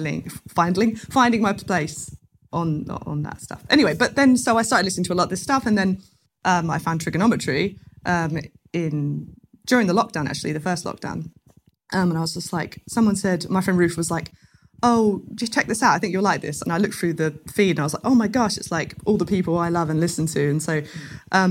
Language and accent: English; Chelmsford, East of England, United Kingdom; moved away; also born or lived in Brighton; I come from Chelmsford in Essex. That's where I was born. I moved to Brighton